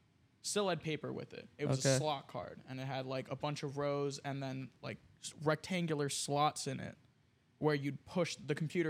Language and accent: English; New Jersey, United States; I'm from South Jersey.